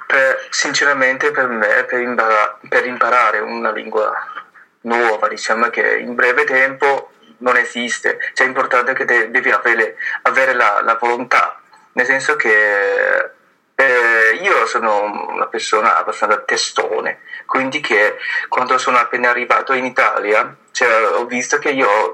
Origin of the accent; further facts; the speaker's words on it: Fujian, China; Italian is a second language; now in Bergamo, Italy; io sono venuto dalla zona quella di sud, eh, che si chiama Fuji, eh, però ormai da 11 anni